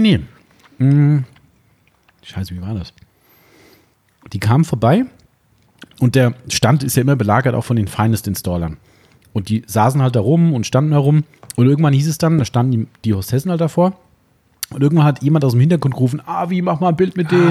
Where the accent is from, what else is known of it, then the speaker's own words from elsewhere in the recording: Germany; bei uns in Deutschland